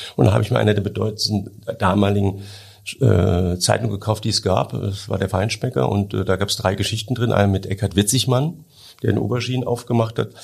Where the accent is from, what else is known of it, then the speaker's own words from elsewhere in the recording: Hunsrück, Rhineland-Palatinate, Germany; ich komme aus dem Hunsrück